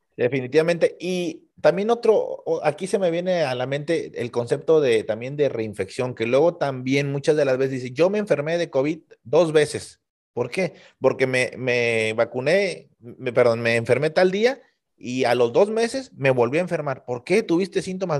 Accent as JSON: {"language": "Spanish", "town": "Tampico", "region": "Tamaulipas", "country": "Mexico", "tie": "born or raised there", "said": "tuvimos en la ciudad de Tampico, Tamaulipas, de donde yo soy originario"}